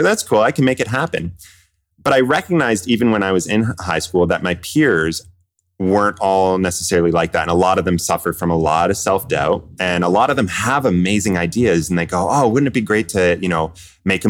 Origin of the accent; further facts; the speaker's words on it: Kingston, Ontario, Canada; moved away as an adult; also born or lived in Vancouver; I grew up in Kingston, Ontario, so from all over Kingston